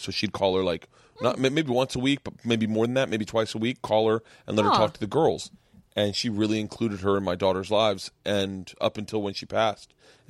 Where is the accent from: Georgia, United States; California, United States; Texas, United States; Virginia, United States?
Georgia, United States; We're from Georgia, from a small town in Georgia, at the foothills of Appalachia.